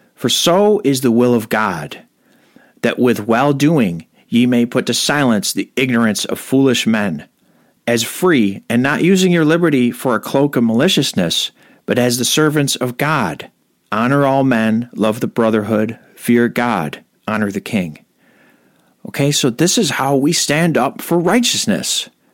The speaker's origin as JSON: {"language": "English", "country": "United States", "tie": "born or raised there", "said": "I was born here and my parents are Americans. So I'm an American"}